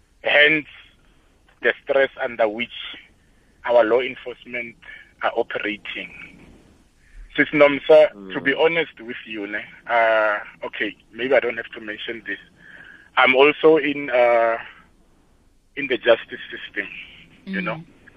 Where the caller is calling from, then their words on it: Pretoria, Gauteng, South Africa; I'm calling from the Montana area.